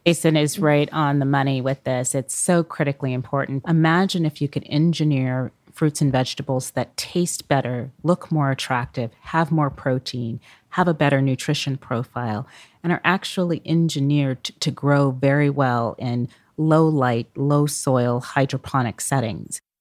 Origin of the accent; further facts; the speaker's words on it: Oakland, California, United States; those communities I grew up near in Oakland, California.